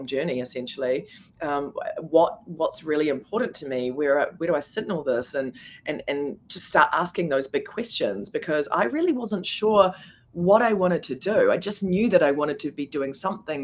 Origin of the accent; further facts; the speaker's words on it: New Zealand; moved away as an adult; also born or lived in New York; being a New Zealander, I was on a particular visa